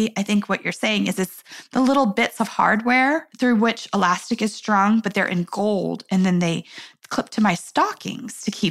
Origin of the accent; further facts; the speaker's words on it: New York, United States; I'm a New Yorker.